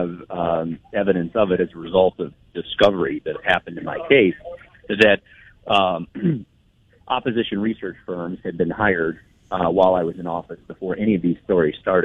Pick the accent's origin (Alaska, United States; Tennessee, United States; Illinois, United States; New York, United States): Illinois, United States; Peoria; I've been a Peoria guy my whole life